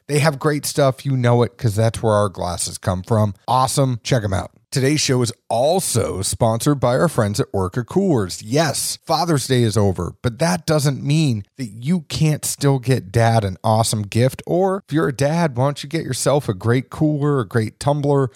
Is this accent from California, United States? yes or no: no; Boston, Massachusetts, United States; I am the guy from Boston